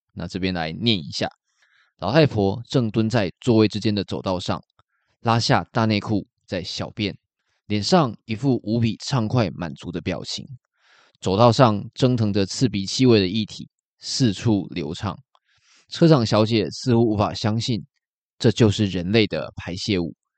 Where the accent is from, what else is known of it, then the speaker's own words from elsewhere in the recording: Taiwan; 身为台湾人